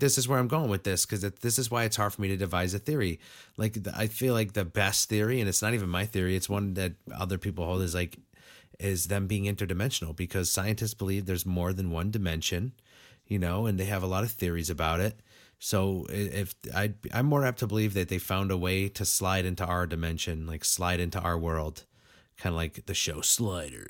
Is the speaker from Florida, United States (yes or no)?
no; Western Massachusetts, United States; I'm a four one three native